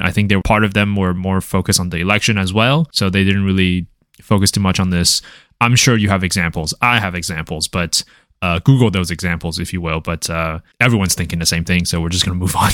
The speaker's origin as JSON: {"language": "English", "country": "Taiwan", "moved": "yes", "said": "I'm from Taiwan"}